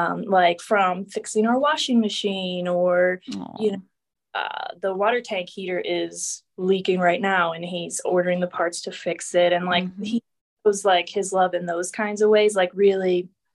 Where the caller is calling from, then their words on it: Pittsburgh, Pennsylvania, United States; I'm in Pennsylvania, Pittsburgh.